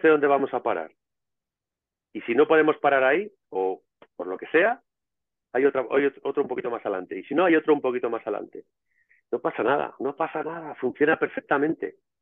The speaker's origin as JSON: {"language": "Spanish", "town": "Madrid", "region": "Community of Madrid", "country": "Spain", "tie": "born or raised there", "said": "donde yo me crié en Madrid"}